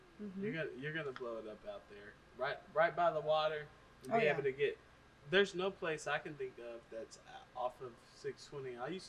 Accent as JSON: {"language": "English", "region": "California", "country": "United States", "tie": "born or raised there", "moved": "yes", "lives_now": "Austin, United States", "said": "because I was born in California in the 80s"}